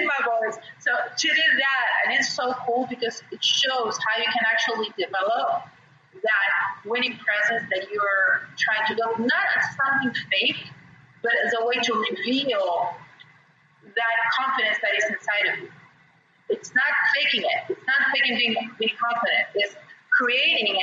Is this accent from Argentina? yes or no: yes; Argentina; English is a second language; moved away as an adult; now in Brazil; I'm half British and half Argentinian. I was born and raised in Argentina, but my family's British